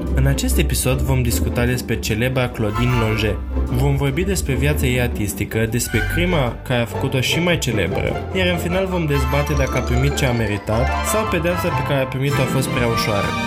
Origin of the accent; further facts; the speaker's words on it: Romania; noi suntem ca români